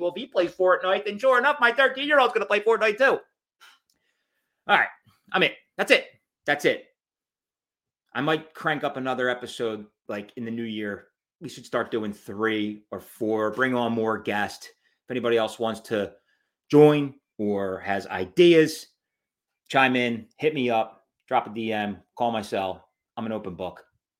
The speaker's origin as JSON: {"language": "English", "town": "Southampton", "region": "Pennsylvania", "country": "United States", "tie": "born or raised there", "said": "my hometown, Southampton, Pennsylvania, Bucks County."}